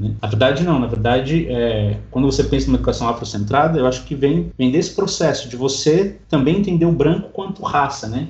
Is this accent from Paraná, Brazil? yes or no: no; São Paulo, Brazil; eu moro aqui em São Paulo, nasci aqui em São Paulo